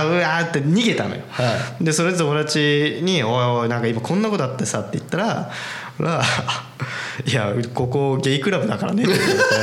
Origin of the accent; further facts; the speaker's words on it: Japan; moved away; 俺日本人